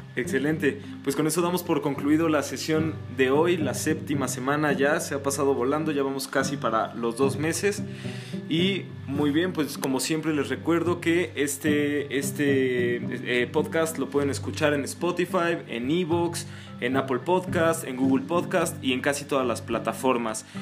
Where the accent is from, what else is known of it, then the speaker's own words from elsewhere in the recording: Mexico; a nosotros como mexicanos y como latinoamericanos